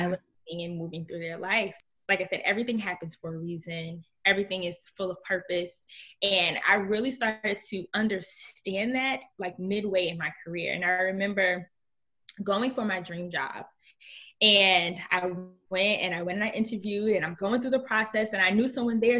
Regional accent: Newark, New Jersey, United States; I grew up in Newark, New Jersey

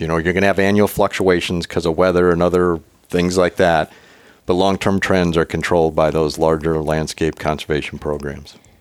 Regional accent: South Dakota, United States; growing up in South Dakota

